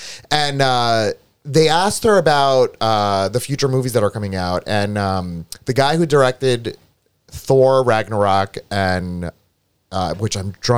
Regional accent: Greece; now in United States; When I came from Greece to America, there was a point in time where I was even fascinated by the concept of like a VHS tape

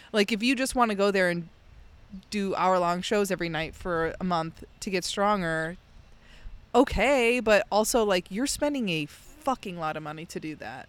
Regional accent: outside of Chicago, Illinois, United States; moved away; growing up outside of Chicago, I would go to the Shed Aquarium

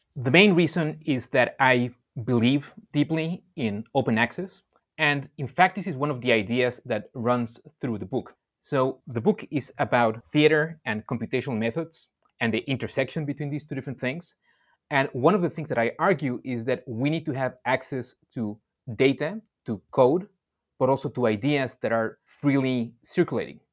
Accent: Mexico; moved away; also born or lived in Indonesia; I grew up in Mexico and then I spent many years in Indonesia

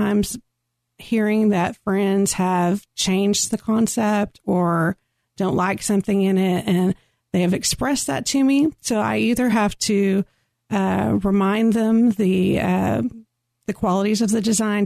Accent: Carrollton, Texas, United States; also born or lived in Addison, Texas / Keller, Texas / Dallas, Texas; I grew up in the Metroplex. I've lived many places in the Metroplex. I grew up in Carrollton.

